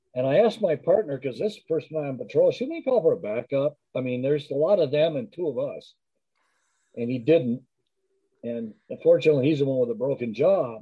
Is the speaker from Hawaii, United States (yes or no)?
no; Culver City, California, United States; also born or lived in Los Angeles; grew up in Culver City